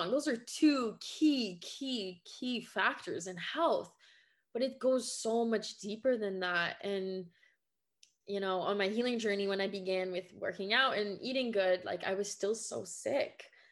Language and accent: English; Quebec, Canada; first language French; English is a second language; now in Ontario, Canada; I was born and raised in Quebec, Canada. So my first language is French, and I'm living now in Ontario.